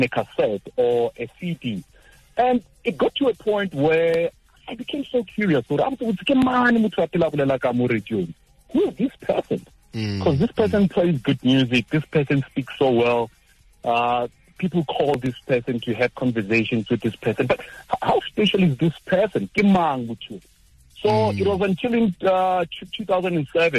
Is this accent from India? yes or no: no; Limpopo, South Africa; I was born and bred in Limpopo, in a village called Amuila.